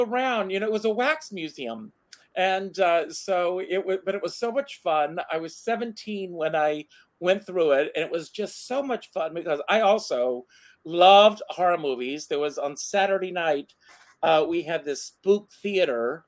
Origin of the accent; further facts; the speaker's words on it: Myrtle Beach, South Carolina, United States; when I was a kid, I grew up in Myrtle Beach, South Carolina